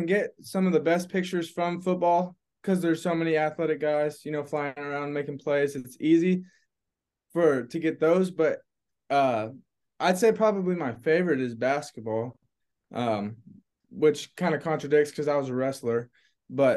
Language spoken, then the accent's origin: English; St. Joseph, Missouri, United States; my hometown college my whole life